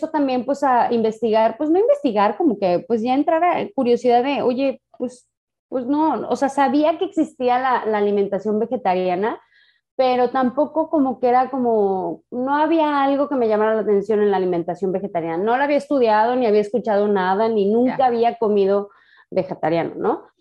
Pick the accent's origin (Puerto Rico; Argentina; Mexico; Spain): Mexico; O sea, imagínate siendo mexicana que no te gusten los tacos.